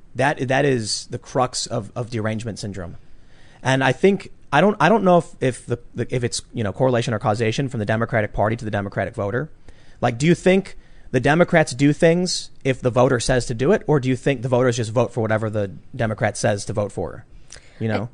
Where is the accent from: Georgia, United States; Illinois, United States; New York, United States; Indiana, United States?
Illinois, United States; Chicago; I'm from Chicago